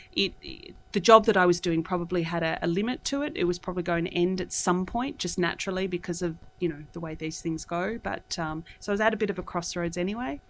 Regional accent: Australia; moved away as an adult; also born or lived in Singapore; I'm from Australia.

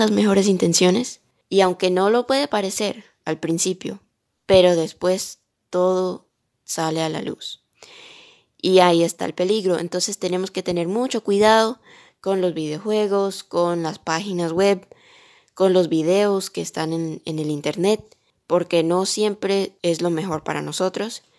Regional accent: Miami, Florida, United States; also born or lived in Colombia; yo nací aquí en Miami, en los Estados Unidos, pero soy colombiana de corazón.

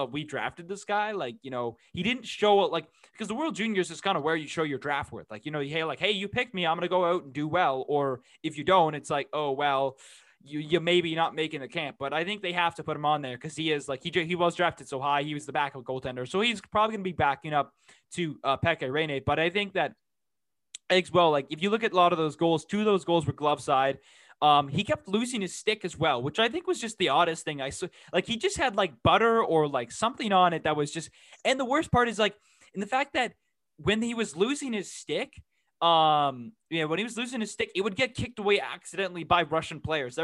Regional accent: Canada; I am a Canadian

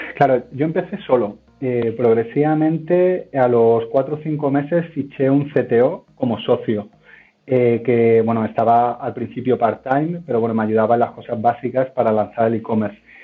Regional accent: Málaga, Andalusia, Spain; moved away as an adult; now in Madrid, Spain; yo soy de Málaga, eh, pero llevo ya 11 años en Madrid. Eh, me formé en Málaga

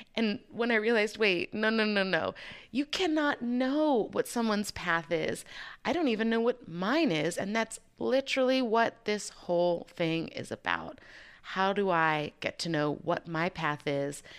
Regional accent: Chicago, Illinois, United States; moved away as an adult; also born or lived in Waco, Texas; I'm originally from Chicago

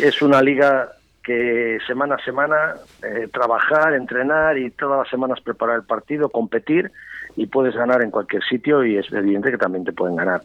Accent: Valladolid, Castile and León, Spain; yo soy pucelano

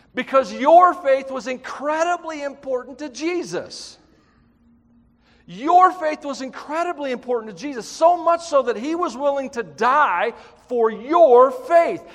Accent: Tennessee, United States; I'm from Tennessee.

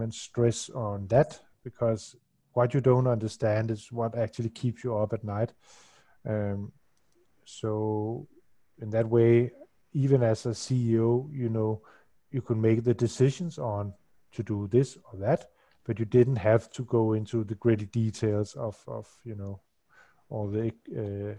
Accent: Denmark; I'm from Denmark

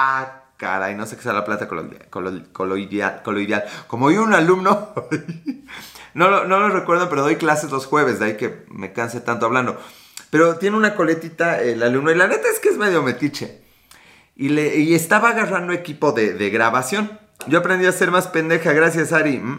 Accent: Chile; Yo soy chileno, ¿y por qué Chile? Sé por qué Chile, por qué Chile, por qué, es Chile.

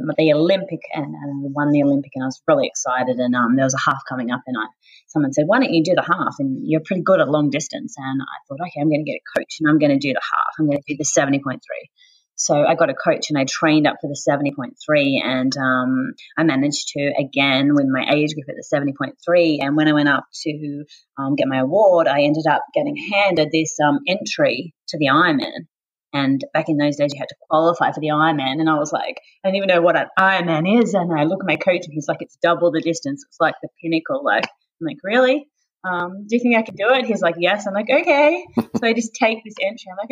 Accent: Tasmania, Australia; now in Sunshine Coast, Australia; as a child growing up in Tasmania

